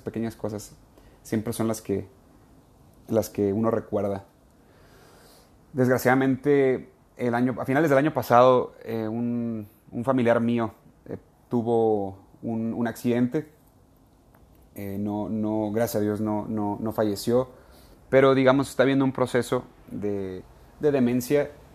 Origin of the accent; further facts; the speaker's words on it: Ensenada, Baja California, Mexico; moved away; todavía estaba en Ensenada, California, en mi tierra.